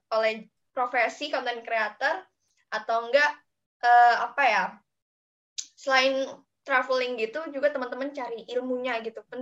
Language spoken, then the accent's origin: Indonesian; South Sulawesi, Indonesia; soalnya kampung aku kan deket-deket Makassar juga ya. Eh, dekat-dekat Palopo, tahu nggak sih?